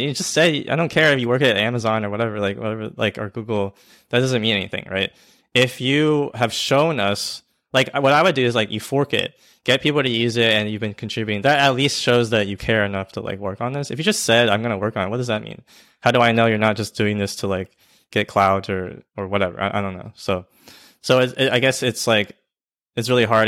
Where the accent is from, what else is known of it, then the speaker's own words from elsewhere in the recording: Georgia, United States; I'm from Georgia